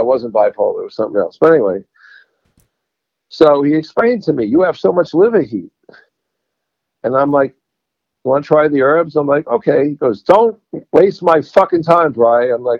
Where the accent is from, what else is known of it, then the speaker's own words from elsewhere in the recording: New York, United States; I don't know whether it's from being New Yorker or just being in my family.